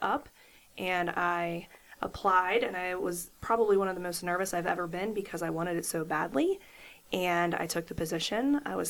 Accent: Wheeling, West Virginia, United States; I was born and raised in Wheeling, West Virginia.

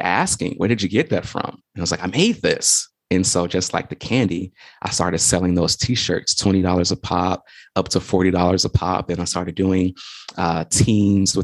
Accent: Chicago, Illinois, United States; I'm from Chicago, South Side, for anybody who's out there listening, representing the South Side of Chicago.

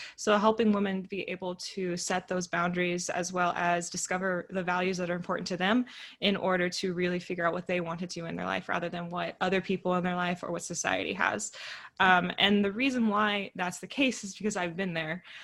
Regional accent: Northern California, United States; the small town that i grew up in and so coming back and then moving to Southern California because I'm from Northern California

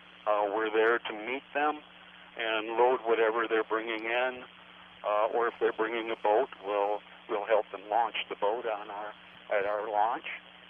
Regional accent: Dodge Center, Minnesota, United States; Oh, I'm from Dodge Center, Minnesota.

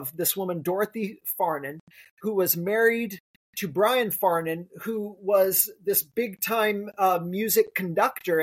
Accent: South Lake Tahoe, California, United States; I grew up in South Lake Tahoe

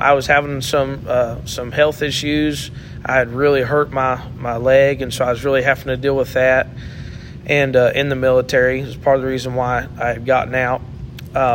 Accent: Dayton, Ohio, United States; I grew up in Dayton, Ohio, and for most of my childhood, I attended the Dryden Road Pentecostal Church

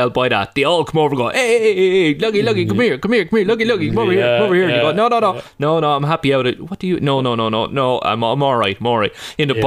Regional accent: Ireland

